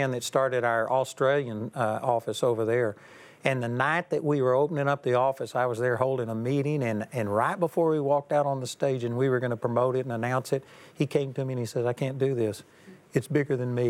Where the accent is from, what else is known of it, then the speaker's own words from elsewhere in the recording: Texas, United States; I'm a hick from Texas